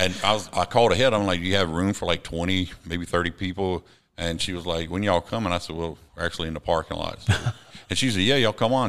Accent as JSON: {"language": "English", "town": "Savannah", "region": "Georgia", "country": "United States", "tie": "born or raised there", "also_born_or_lived": "Columbia, South Carolina", "said": "I grew up in Windsor Forest, but in Georgetown"}